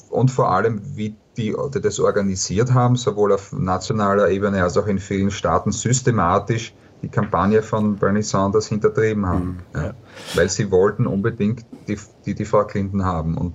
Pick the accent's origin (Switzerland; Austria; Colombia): Austria; aus Österreich, da haben wir das über viele Jahre ähm, verfolgt